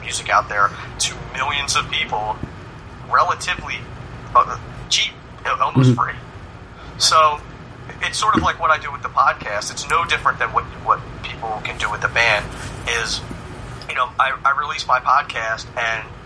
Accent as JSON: {"language": "English", "town": "Philadelphia", "region": "Pennsylvania", "country": "United States", "moved": "yes", "lives_now": "New York area, United States", "said": "I'm originally from Philadelphia. I live in the New York area now."}